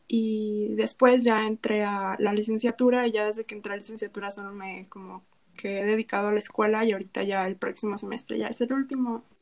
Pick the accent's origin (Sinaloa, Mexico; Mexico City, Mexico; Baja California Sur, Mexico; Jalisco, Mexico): Baja California Sur, Mexico; La Paz; moved away as an adult; now in Guadalajara, Mexico; yo soy Baja California